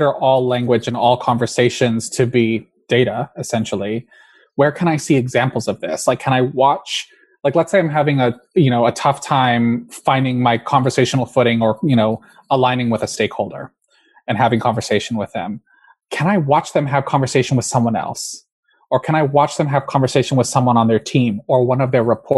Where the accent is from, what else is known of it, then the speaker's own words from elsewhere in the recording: California, United States; I was raised in California